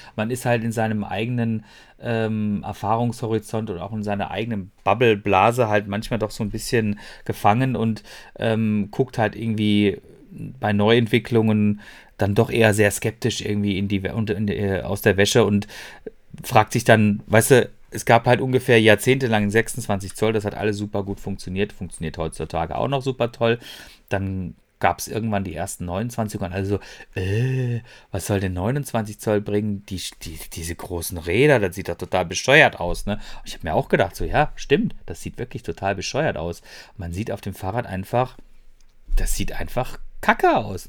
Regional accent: Freiburg, Baden-Württemberg, Germany; moved away as an adult; now in Ruhr area, Germany; das Freiburg, ähm, das ist ja meine Heimatstadt und ich habe da lange Jahre lang gelebt

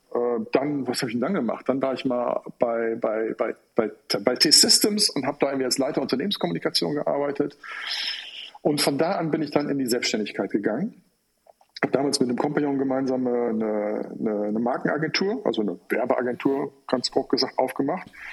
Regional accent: Rhineland, Germany; moved away as an adult; also born or lived in Cologne; now in Hamburg, Germany; ich bin eigentlich äh, gebürtiger Rheinländer

